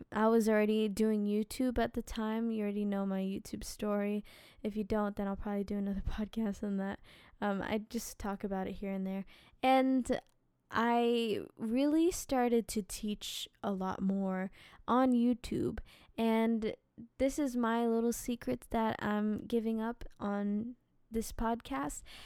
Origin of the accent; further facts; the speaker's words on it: New Jersey, United States; we lived in New Jersey